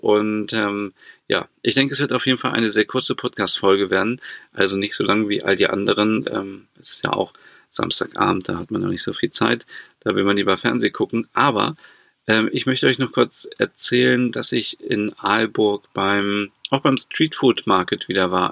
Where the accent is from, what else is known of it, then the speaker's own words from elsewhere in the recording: Germany; bei uns in Deutschland